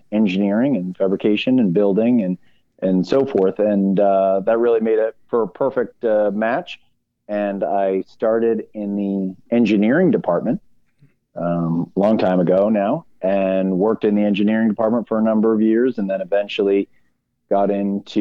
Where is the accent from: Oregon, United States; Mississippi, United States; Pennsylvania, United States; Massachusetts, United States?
Massachusetts, United States; Boston; I'm born and raised in Boston